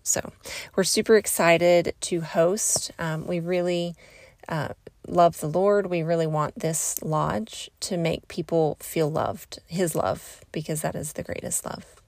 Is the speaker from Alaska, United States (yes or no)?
no; Southeast Oklahoma, United States; I'm from Southeast Oklahoma. That's where I grew up.